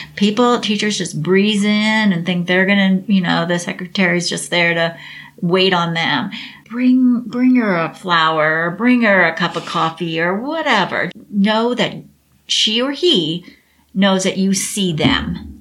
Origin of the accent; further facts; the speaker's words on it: Cincinnati, Ohio, United States; also born or lived in Dallas, Texas; I'm actually from Cincinnati. And I went back to Cincinnati